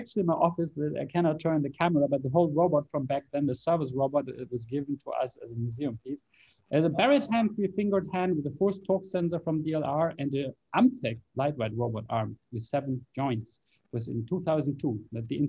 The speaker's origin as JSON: {"language": "English", "town": "Heidelberg", "region": "Baden-Württemberg", "country": "Germany", "tie": "born or raised there", "said": "I was born in Heidelberg in Germany nearly 40 years ago now"}